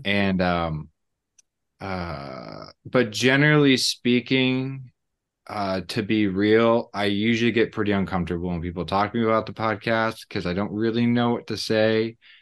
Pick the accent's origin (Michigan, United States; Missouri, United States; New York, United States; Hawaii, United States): Missouri, United States; I'm from Missouri and I'm married